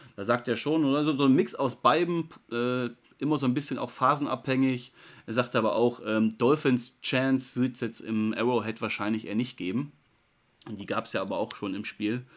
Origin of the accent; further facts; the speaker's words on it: Germany; als Deutscher